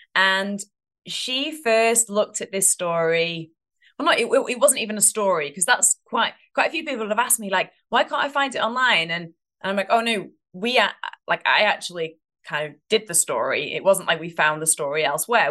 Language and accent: English; United Kingdom; now in United States; I am British